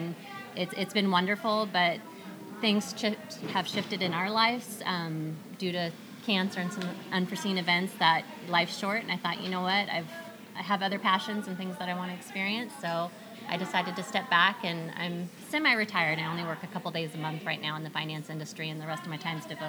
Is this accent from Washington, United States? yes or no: yes; Marysville, Washington, United States; also born or lived in California; We went from California to Washington and ended up in Marysville.